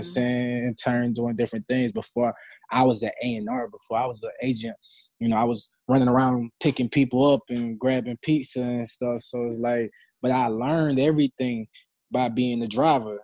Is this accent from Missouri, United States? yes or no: no; Decatur, Georgia, United States; I'm from the Decatur, Georgia